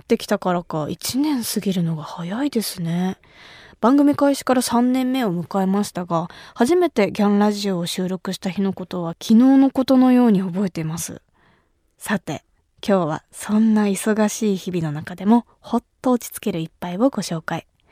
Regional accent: Kumamoto, Japan; 私が生まれ育った熊本

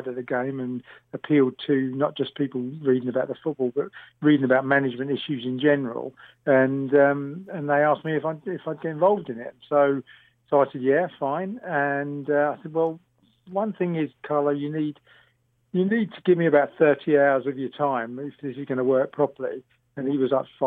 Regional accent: London, United Kingdom; I was born just after the war, so they stayed in London. So I'm a Londoner

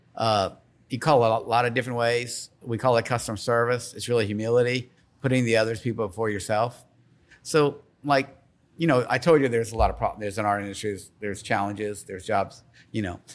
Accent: Slidell, Louisiana, United States; now in Baton Rouge, United States; I grew up in Slidell. My family's from New Orleans

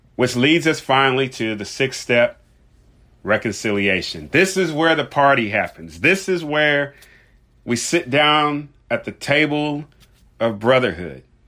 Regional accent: Louisville, Kentucky, United States; Louisville, Kentucky, my hometown.

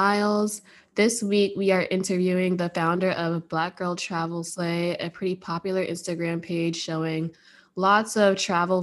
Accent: Pennsylvania, United States; moved away; also born or lived in Virginia; I'm originally from Pennsylvania, but I went to school in Virginia

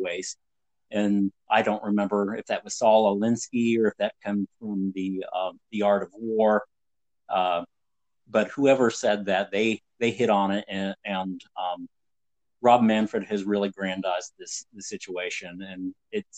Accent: Northeast Ohio, United States; I grew up in Northeast Ohio

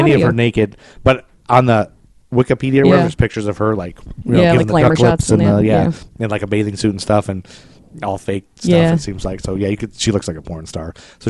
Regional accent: Ohio, United States; from Ohio.

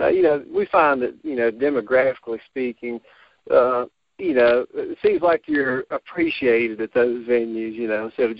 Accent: Botetourt County, Virginia, United States; I'm originally from Botetourt County, and so Roanoke is pretty much home to me.

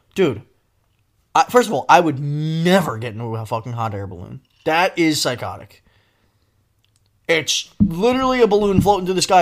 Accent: Northeast, United States; I'm from the Northeast.

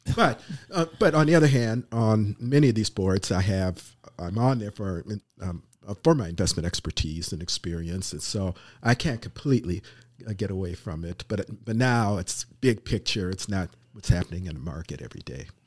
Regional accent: Minnesota, United States; moved away; I grew up in Minnesota

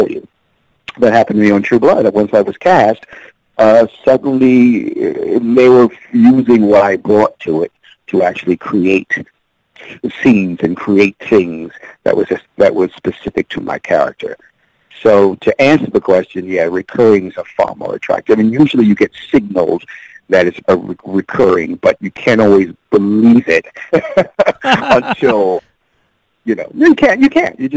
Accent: New York, United States; moved away; also born or lived in Los Angeles; I'm a New Yorker, but I haven't been living there in a while

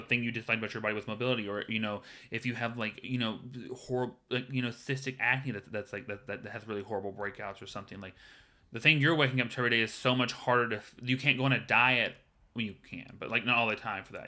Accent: the South, United States; now in Los Angeles, United States; I'm from the South

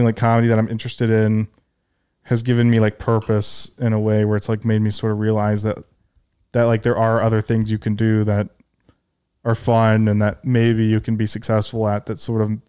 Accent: Detroit, Michigan, United States; now in New York, United States; I grew up in Detroit

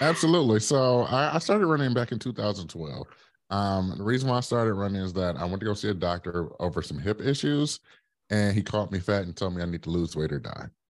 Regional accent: Detroit, Michigan, United States; now in Brooklyn, United States; I am originally from Detroit, Michigan, born and raised

